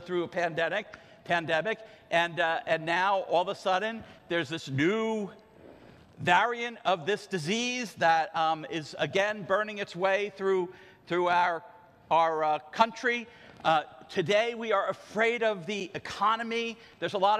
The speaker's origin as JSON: {"language": "English", "town": "Ocean Grove", "region": "New Jersey", "country": "United States", "tie": "born or raised there", "said": "When I was a kid growing up in Ocean Grove"}